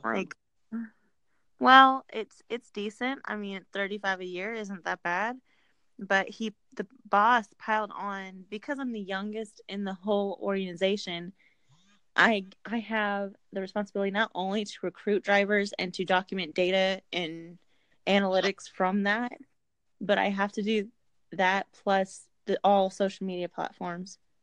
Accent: Indiana, United States; I'm from Indiana

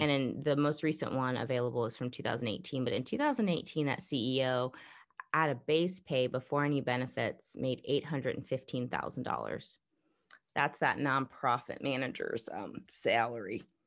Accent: Florida, United States; now in Texas, United States; Growing up in Florida, going through lots of hurricanes

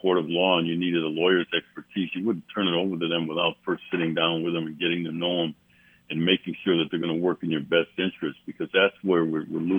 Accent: Milwaukee, Wisconsin, United States; Born and raised in Milwaukee, educated here

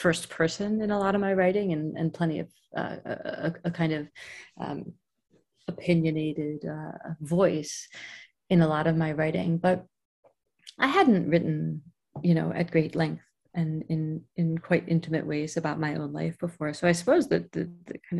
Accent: Cleveland, Ohio, United States; moved away; I'm from Ohio, outside of Cleveland

